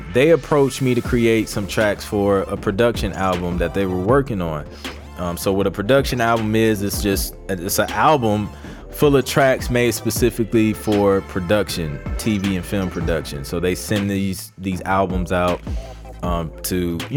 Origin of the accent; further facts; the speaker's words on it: Ohio, United States; moved away; from Cincinnati, Ohio, in the building. That's my home state